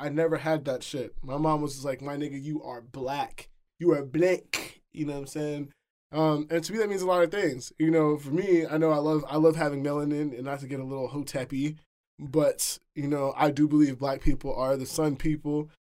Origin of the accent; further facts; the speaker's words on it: New York City, New York, United States; now in Seattle, United States; I'm from the Bronx, you know. I was, I was born in New York City proper